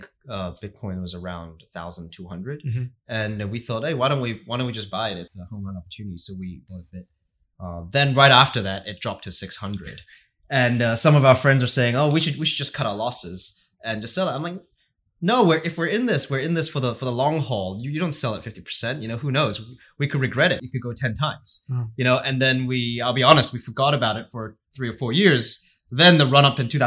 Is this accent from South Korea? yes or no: no; Hong Kong; moved away as an adult; also born or lived in United States / New York; I grew up in Hong Kong, went to college in the States, and I worked for 4 years in New York